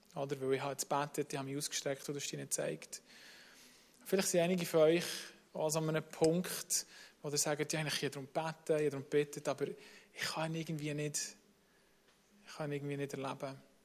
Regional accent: Bern, Switzerland; accent: Bernese German; also born or lived in United States / Germany; Ich bin in Amerika auf die Welt gekommen, dort aufgewachsen, acht Jahre, und dann, äh, meine Mutter Schweizerin, und dann in die Schweiz gekommen.

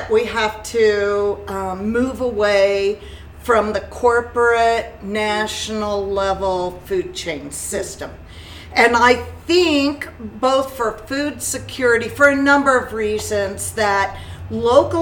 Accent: Wichita, Kansas, United States; moved away as an adult; also born or lived in Andover, Kansas / New York / Vermont / Indiana; Wichita, I grew up in Wichita. I was born here. I grew up between Wichita and Andover

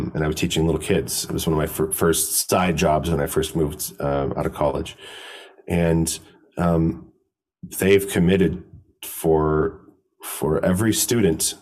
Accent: United States; as an American

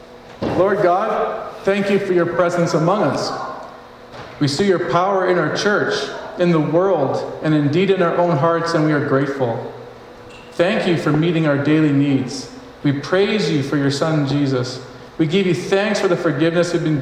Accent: Northwest Territories, Canada; I was born in the Northwest Territories

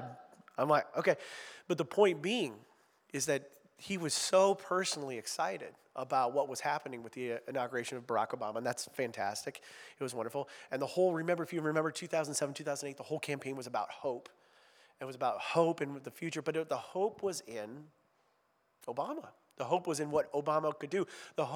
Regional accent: Ohio, United States; I'm from Ohio

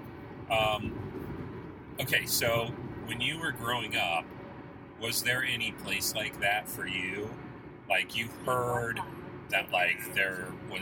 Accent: Westfield, Indiana, United States; I'm from Westfield, just north of Indianapolis

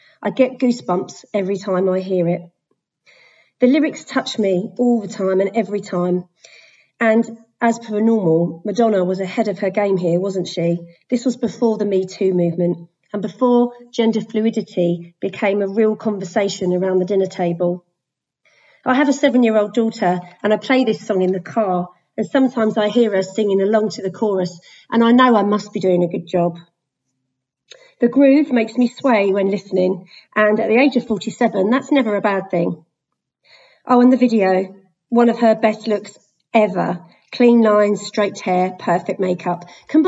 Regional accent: Sussex, South East England, United Kingdom; I'm from Sussex. Yes, Mark, Sussex in England

